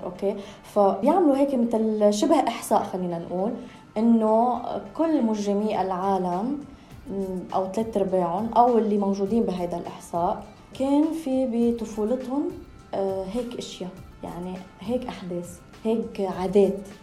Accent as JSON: {"language": "Arabic", "country": "Lebanon", "tie": "born or raised there", "said": "عشت طفولتي بلبنان"}